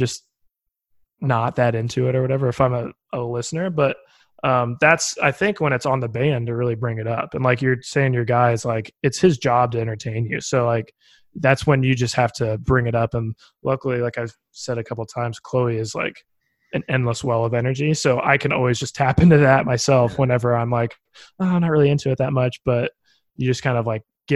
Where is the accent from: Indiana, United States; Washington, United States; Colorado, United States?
Indiana, United States; Bloomington; also born or lived in Nashville; places in my hometown, like there's this place, Buzzkirk Chumley in Bloomington